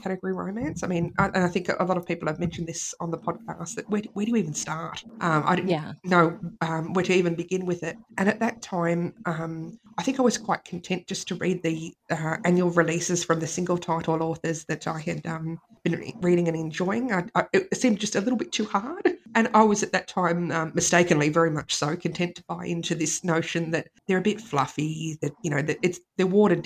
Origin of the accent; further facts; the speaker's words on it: Australia; accent: Australian; you might be able to pick up on my accent that I am an Australian listener of the podcast